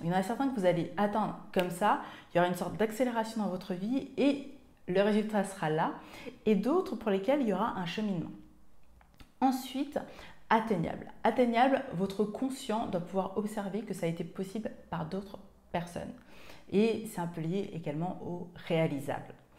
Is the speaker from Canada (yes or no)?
no; Martinique; moved away; also born or lived in Seine-et-Marne; Je suis originaire de Martinique